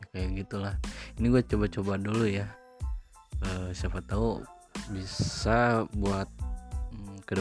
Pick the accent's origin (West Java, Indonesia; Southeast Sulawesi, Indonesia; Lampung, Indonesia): West Java, Indonesia; Bandung; born there; gitu kan gue lahir di Bandung